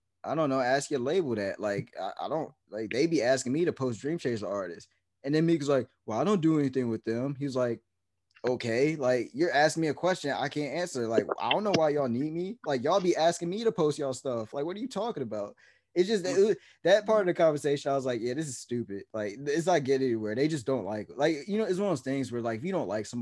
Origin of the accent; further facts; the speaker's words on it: New Jersey, United States; I'm from New Jersey